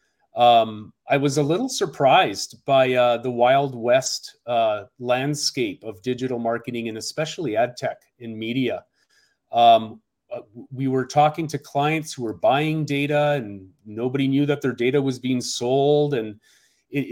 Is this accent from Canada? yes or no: yes; Canada; moved away as an adult; now in Seattle, United States; I came to the United States a couple of decades ago, and I'm originally from Canada, a graduate of UBC, University of British Columbia.